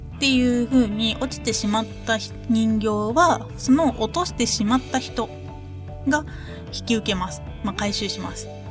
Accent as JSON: {"language": "Japanese", "region": "Ehime", "country": "Japan", "tie": "born or raised there", "moved": "yes", "said": "地元愛媛に帰省をいたしますね"}